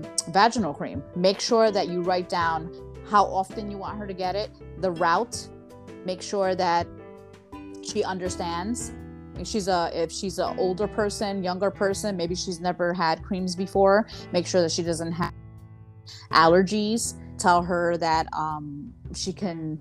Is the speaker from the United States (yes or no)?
yes; New York, United States; moved away; I'm a New Yorker.